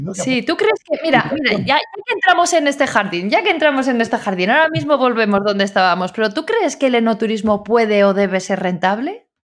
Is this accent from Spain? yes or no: yes; La Rioja, Spain; yo soy de Rioja